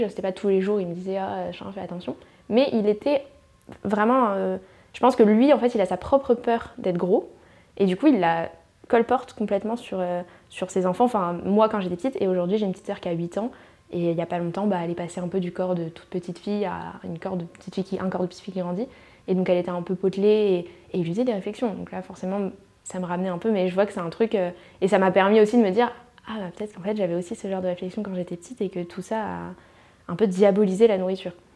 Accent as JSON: {"language": "French", "country": "New Caledonia", "tie": "born or raised there", "moved": "as an adult", "lives_now": "Paris, France", "said": "je viens de Calédonie, donc j'ai habité en Calédonie bah, toute mon enfance"}